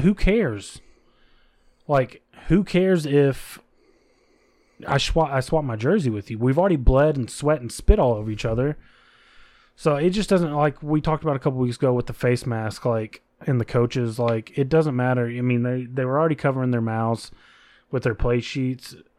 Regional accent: United States; as Americans

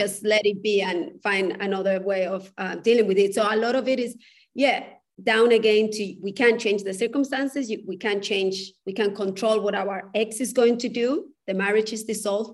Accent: Spain; moved away; I come from a culture, I come from Spain

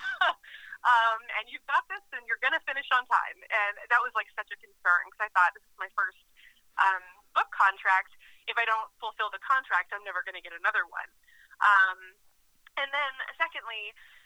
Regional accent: Massachusetts, United States; moved away as an adult; also born or lived in Minnesota; I'm from Massachusetts, and I got kind of homesick when I was living out there

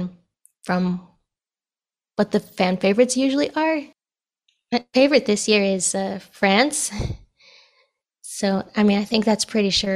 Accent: Nebraska, United States; now in Iowa, United States; I was born and raised in Nebraska, but I currently live in a tiny town in Iowa

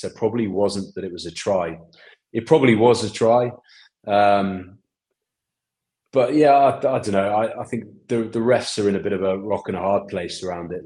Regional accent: England, United Kingdom; now in Boston, United States; I'm English

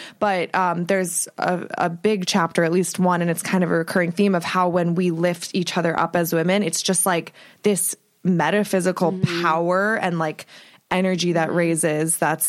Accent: Ohio, United States; now in Los Angeles, United States; I just came back from a week in Ohio where I'm from

